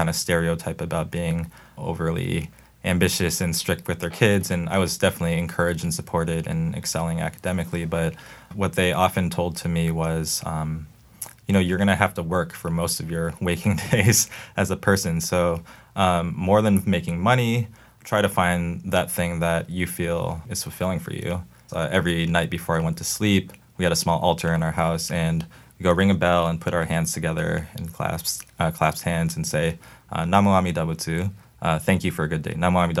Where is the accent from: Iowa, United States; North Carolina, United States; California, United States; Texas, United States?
California, United States; El Cerrito; So I grew up in the East Bay in California in a town called El Cerrito.